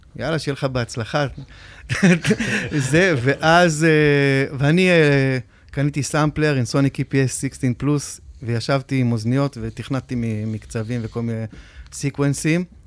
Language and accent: Hebrew; Metula, Northern District, Israel; moved away as an adult; also born or lived in a kibbutz in central Israel; now in Tel Aviv, Israel; בשנת 80, שהיינו בני 10, נפגשנו במטולה